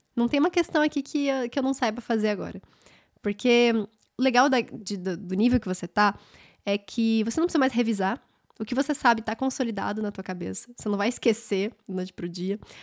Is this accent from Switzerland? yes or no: no; Brasília, Federal District, Brazil; eu sou de Brasília